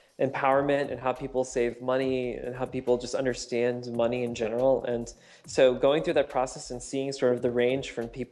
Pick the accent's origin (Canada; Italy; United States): United States; Northern Virginia; moved away as an adult; also born or lived in Seattle; I grew up in Northern Virginia